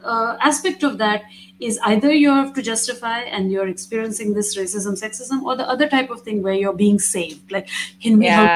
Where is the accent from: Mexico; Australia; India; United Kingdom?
India; But being Indian, being brown, and traveling in those Western European spaces is also has its challenges.